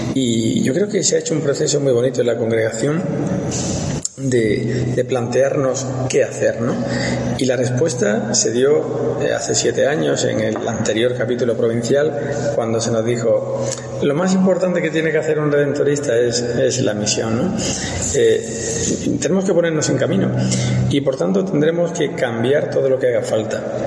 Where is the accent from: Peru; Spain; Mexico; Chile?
Spain; a small village in Granada, Andalusia; moved away as an adult; also born or lived in Zaragoza / Madrid; now in Rome, Italy; yo nací en un pueblecito de Granada, eh, de 1.400 habitantes, está en el sur de, España